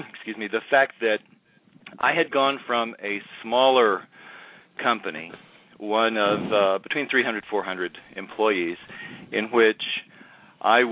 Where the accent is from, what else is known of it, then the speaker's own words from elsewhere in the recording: Hot Springs, Arkansas, United States; moved away as an adult; also born or lived in Texas / San Francisco, California; I'm originally from Hot Springs, Arkansas, and came to the University of Texas